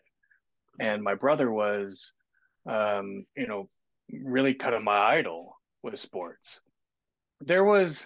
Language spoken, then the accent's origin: English; Kansas City, United States; moved away as an adult; now in Southwest Washington, United States; I grew up in Kansas City on the same house on the same street my whole life with my brother